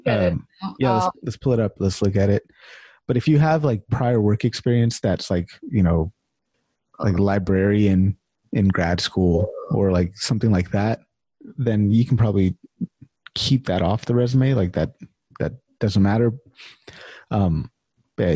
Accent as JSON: {"language": "English", "town": "Sacramento", "region": "California", "country": "United States", "said": "I'm from Sacramento"}